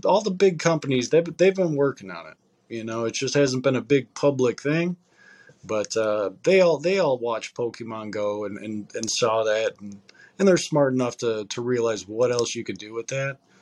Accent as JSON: {"language": "English", "country": "United States", "said": "as like an American"}